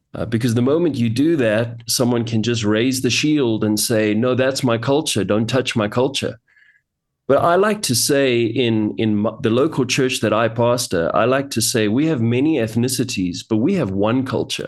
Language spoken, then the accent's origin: English; Johannesburg, Gauteng, South Africa; I was born and raised in Johannesburg, South Africa, and, uh, I've lived here most of my life